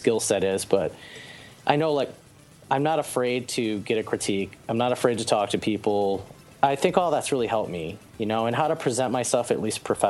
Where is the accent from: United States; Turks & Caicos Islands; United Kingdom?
United States; Michigan; I grew up in Michigan